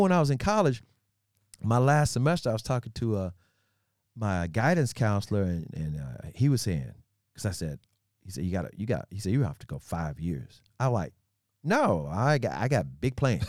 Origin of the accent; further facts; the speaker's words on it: Memphis, Tennessee, United States; also born or lived in Oklahoma City, Oklahoma; I was growing up in Memphis, uh, when I went to grade school in Oklahoma City, and we, we moved to Memphis when I was in the mid, middle school.